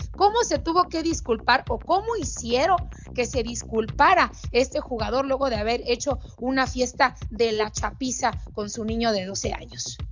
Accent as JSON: {"language": "Spanish", "country": "Mexico", "tie": "born or raised there", "said": "un país donde yo nací"}